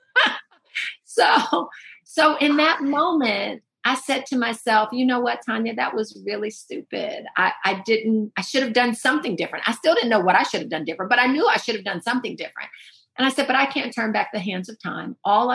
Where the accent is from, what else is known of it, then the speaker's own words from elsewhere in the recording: Oakland, California, United States; I grew up in Oakland, California